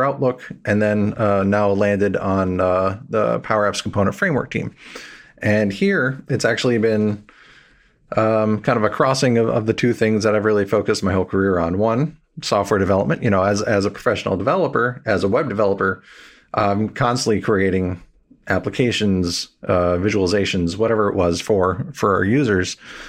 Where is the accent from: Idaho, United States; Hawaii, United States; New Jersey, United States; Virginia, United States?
New Jersey, United States; also born or lived in New York City / Washington, D.C. / Seattle; I was originally born in New York City. I grew up in New Jersey, up and down the East Coast. But mainly I've been in New York, Washington, D.C., and then Seattle.